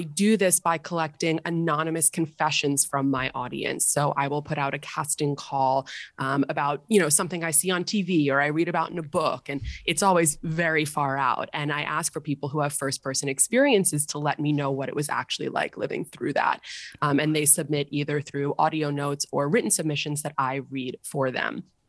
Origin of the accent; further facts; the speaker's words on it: New York City, New York, United States; growing up in Manhattan in the private school system